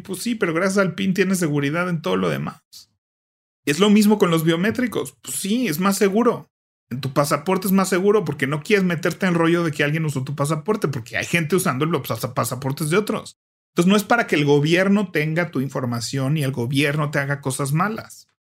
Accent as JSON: {"language": "Spanish", "country": "Mexico", "said": "es más cómodo quedarse en México, la verdad, para muchas cosas"}